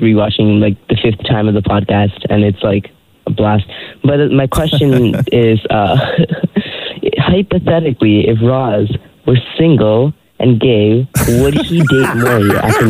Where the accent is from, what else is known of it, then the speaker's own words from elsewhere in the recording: Toronto, Ontario, Canada; I'm brown and from Scarborough